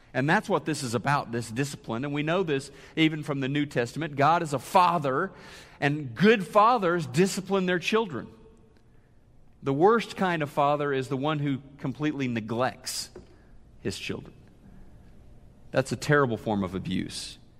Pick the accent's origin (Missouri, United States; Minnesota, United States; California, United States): Missouri, United States; Neosho; moved away as an adult; also born or lived in Oklahoma City, Oklahoma; Neosho, Missouri, my hometown, I was going to college in Oklahoma City, lived, uh, grew up in Neosho